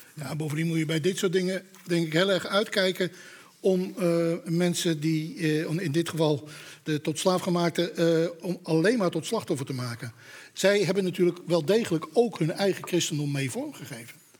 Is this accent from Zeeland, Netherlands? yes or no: no; Amsterdam, North Holland, Netherlands; Ik kom toevallig uit Amsterdam